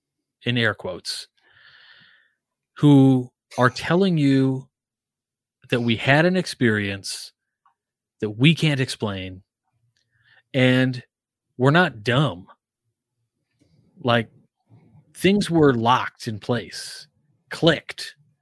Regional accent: Naples, Campania, Italy; I mean, so part of my youth, I was, you know, I grew up in Naples, Italy.

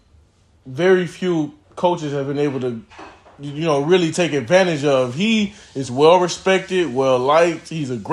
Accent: Muskegon, Michigan, United States; we're from Muskegon, Michigan.

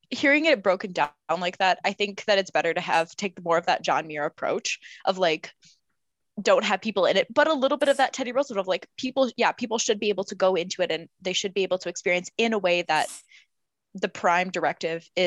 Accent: South Africa; that was, I'm, not, I'm not British, but South African.

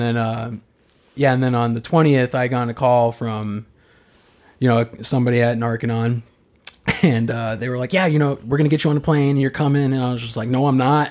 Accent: Arizona, United States; moved away; I'm from Arizona

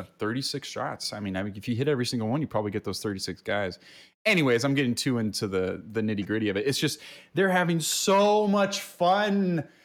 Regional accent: California, United States; we're Californians

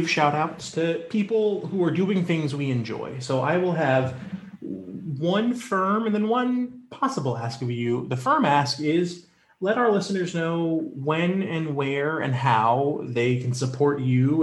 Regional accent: North Carolina, United States; I grew up in North Carolina

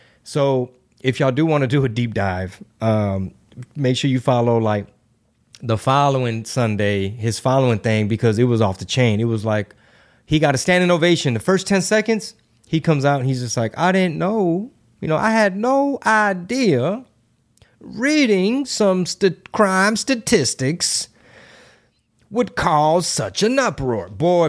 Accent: Houston, Texas, United States; Like, I mean, I grew up in Houston. You're from the Houston area. We're from here, born and raised.

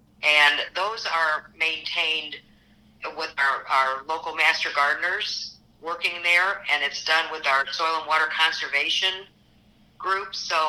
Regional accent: Midwest, United States; I grew up in the Midwest, so this is, Midwest has always been home.

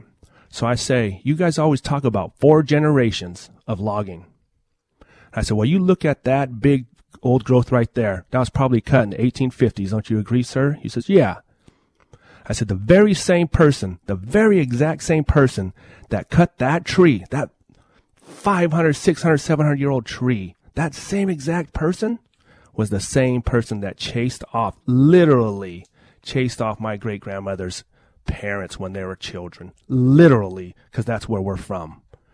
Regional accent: Coyote Valley, California, United States; I'm from Coyote Valley, Band of Pomo Indians. I'm Pomo

